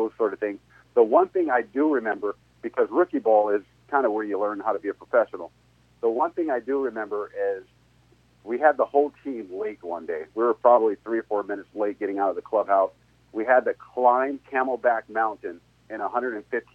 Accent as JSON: {"language": "English", "town": "Long Beach", "region": "California", "country": "United States", "said": "I'm from Long Beach, California"}